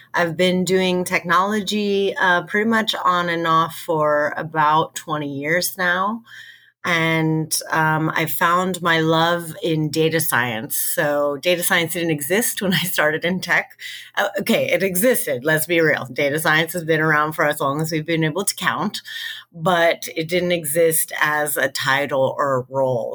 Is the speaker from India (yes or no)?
no; United States; we're both American.